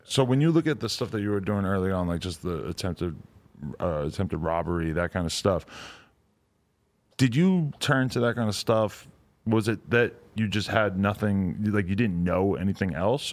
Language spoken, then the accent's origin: English; New Hampshire, United States; I grew up in New Hampshire